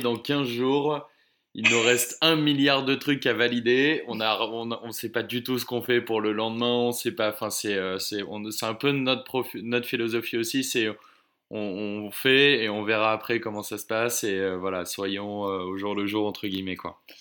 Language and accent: French; Oise, Hauts-de-France, France; moved away as an adult; now in Bordeaux, France; je, suis originaire de l'Oise, euh, vers Chantilly, Senlis, etc.